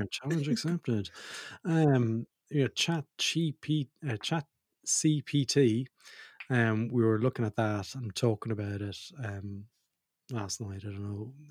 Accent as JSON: {"language": "English", "country": "Australia", "also_born_or_lived": "Ireland", "said": "Most people will know I'm dual citizen. I'm Australian and Irish."}